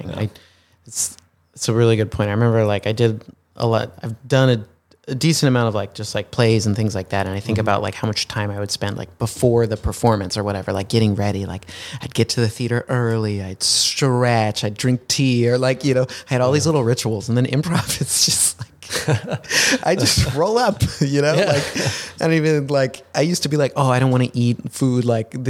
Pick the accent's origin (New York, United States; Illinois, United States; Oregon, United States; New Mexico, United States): Illinois, United States; Chicago; So growing up in Chicago, I, yeah, this, I, this didn't even click for me